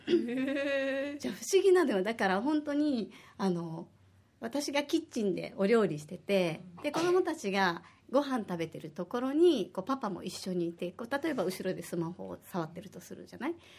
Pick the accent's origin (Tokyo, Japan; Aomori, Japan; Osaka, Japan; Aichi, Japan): Osaka, Japan; moved away as an adult; now in Okinawa, Japan; 私は大阪出身で